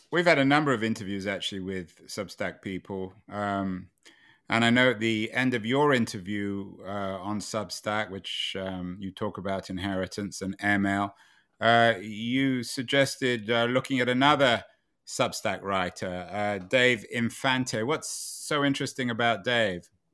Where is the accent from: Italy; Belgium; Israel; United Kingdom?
United Kingdom; England; When I was growing up in England